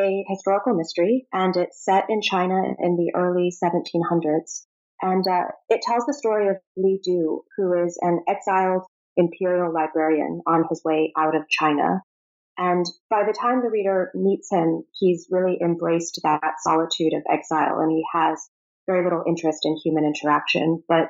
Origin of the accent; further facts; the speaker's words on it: Prague, Czechia; moved away; also born or lived in Rome, Italy / Moscow, Russia / Virginia, United States; So I was born in Rome, and we lived in Moscow for 5 years after that. So my earliest memories involve a lot of Russian fairy tales, Russian art, picnics in the snow. And after that, we moved to Virginia for a bit and then to Prague, which is where I went to high school.